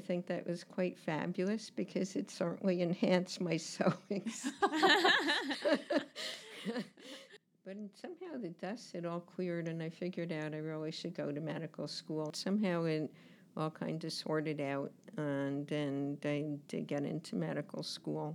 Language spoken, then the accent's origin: English; New Jersey, United States; I grew up in New Jersey, and it's actually a very funny thing because I don't consider myself a New Jerseyan